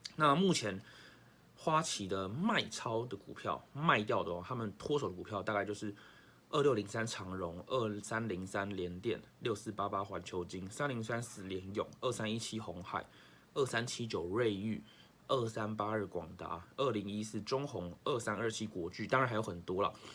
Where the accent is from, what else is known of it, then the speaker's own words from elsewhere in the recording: Taiwan; 身为台湾人，要再辛苦一点